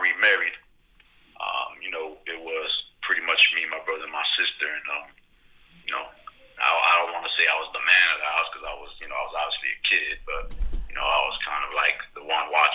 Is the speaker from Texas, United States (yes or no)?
no; Miami, Florida, United States; I'm the original Crazy Hood member, born and raised in Miami.